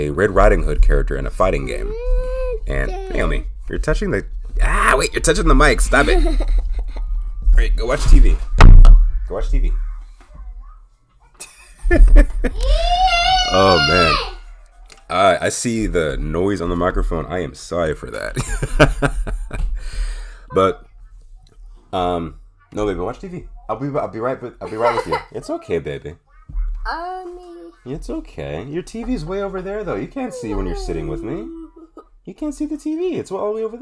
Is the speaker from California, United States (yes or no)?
no; Pittsburgh, Pennsylvania, United States; my hometown, Pittsburgh